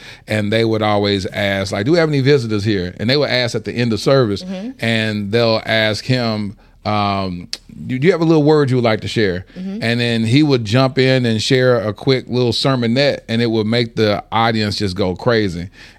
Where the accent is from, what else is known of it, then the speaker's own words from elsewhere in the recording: Dallas, Texas, United States; Dallas, Texas.